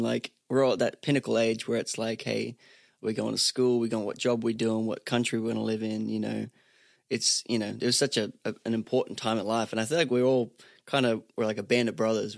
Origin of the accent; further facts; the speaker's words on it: Sunshine Coast, Queensland, Australia; now in Nashville, United States; I'm from Australia originally, um, grew up on the Sunshine Coast in Australia.